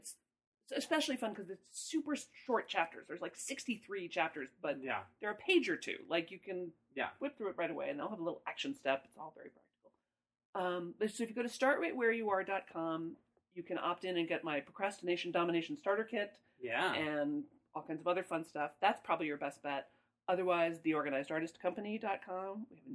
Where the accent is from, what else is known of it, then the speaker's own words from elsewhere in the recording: Midwest, United States; I'm from the Midwest. Don't get between me and my dairy products.